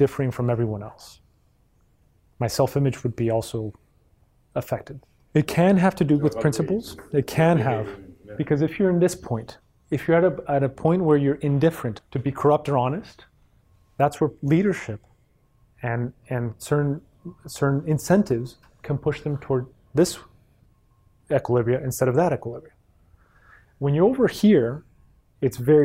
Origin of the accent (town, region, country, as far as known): Mexico; moved away